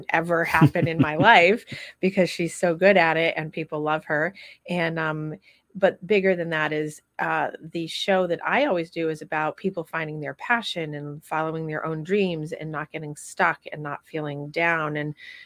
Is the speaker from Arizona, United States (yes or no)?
no; Vermont, United States; moved away; I'm from Vermont